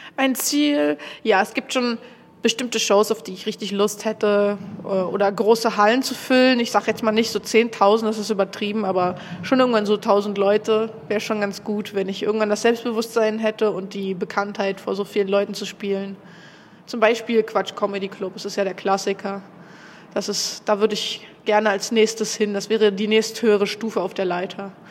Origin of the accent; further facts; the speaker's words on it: Berlin, Germany; komme aus Berlin